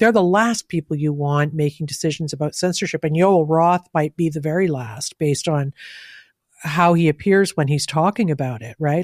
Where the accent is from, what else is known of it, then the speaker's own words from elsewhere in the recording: Canada; as a Canadian